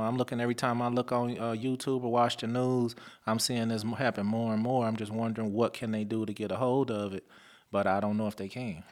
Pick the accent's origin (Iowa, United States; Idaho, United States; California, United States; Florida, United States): California, United States; Lynwood; also born or lived in Compton; growing up in the Linwood Compton area.